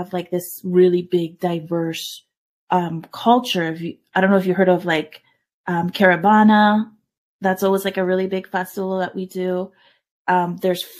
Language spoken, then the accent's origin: English; Brampton, Ontario, Canada; also born or lived in San Salvador, El Salvador / Toronto, Canada; I was born in San Salvador in 82. As you might know, there's a big war. We managed to immigrate to Canada. I grew up in Toronto, Canada, until like grade 4